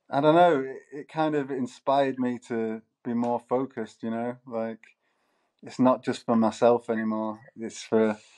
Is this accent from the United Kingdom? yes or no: yes; Manchester, North West England, United Kingdom; well, Manchester? Manchester's got like a lot of musical heritage, you know, like